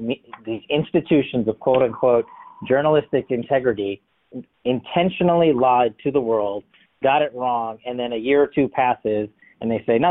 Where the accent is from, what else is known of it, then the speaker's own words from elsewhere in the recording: New York City, New York, United States; including the New York Post, my hometown paper